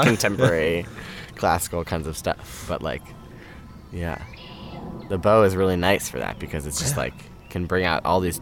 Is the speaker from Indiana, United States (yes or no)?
no; New York, United States; I'm from New York.